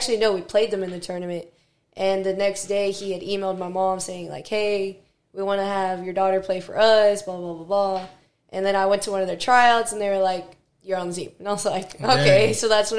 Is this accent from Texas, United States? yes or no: yes; Victoria, Texas, United States; I'm from Victoria, Texas. A boring place, whatever.